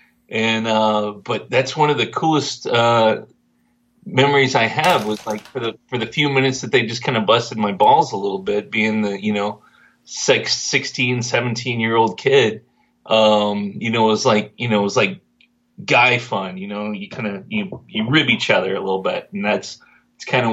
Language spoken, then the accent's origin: English; Dripping Springs, Texas, United States; I grew up in Dripping Springs, right outside of Austin, which back in my day was a very small town